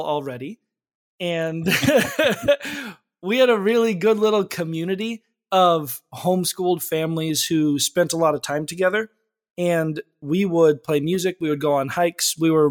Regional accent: Frazier Park, California, United States; I've been Southern California my whole life. I grew up in a small town called Fraser Park

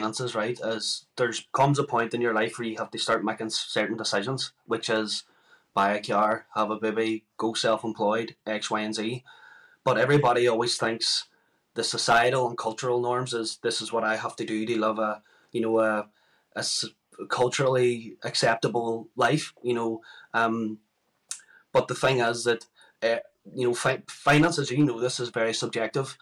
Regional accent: Derry, Northern Ireland, United Kingdom; I'm from Derry City here in Northern Ireland

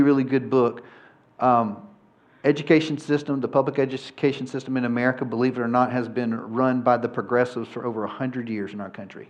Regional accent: Georgia, United States; I'm from Georgia

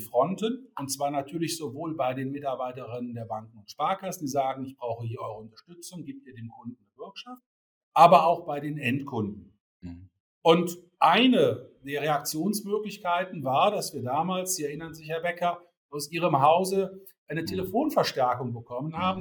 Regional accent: Rhineland, Germany; ich komme gebürtig aus dem Rheinland

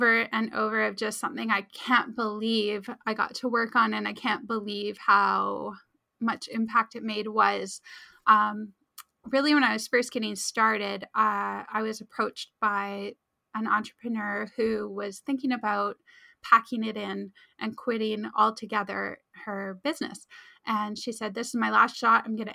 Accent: Abbotsford, British Columbia, Canada; I'll never find enough clients in my hometown to actually fund my, you know, my life

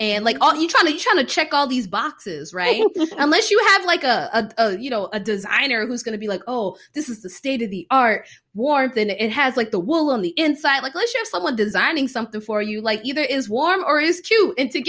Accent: Florida, United States; For me, the Floridian, it was a lot.

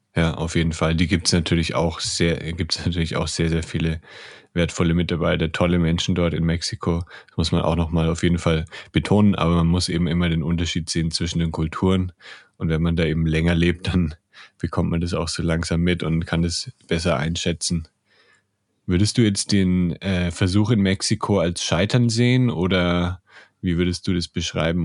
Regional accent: Germany; bei uns in Deutschland

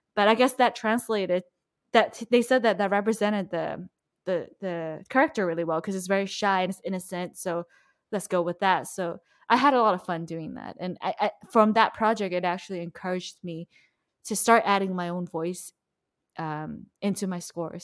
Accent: Malaysia; moved away; I'm from Malaysia

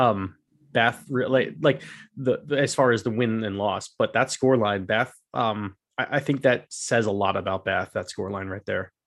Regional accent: Pennsylvania, United States; I grew, I grew up in Pennsylvania

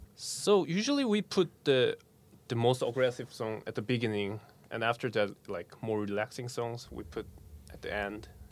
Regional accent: South Korea; now in Glendale, United States; I'm the guy from South Korea, but Now I live in Glendale.

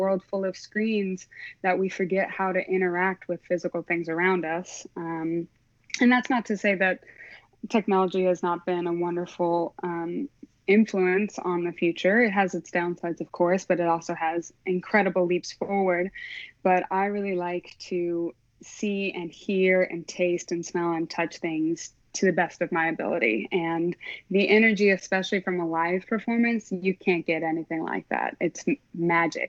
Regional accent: Oklahoma, United States; I am from Oklahoma. Yeah, born and raised. I lived in a suburb of Oklahoma City

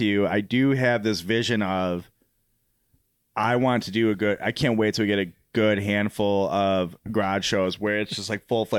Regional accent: Crystal Lake, Illinois, United States; I'm from Crystal Lake.

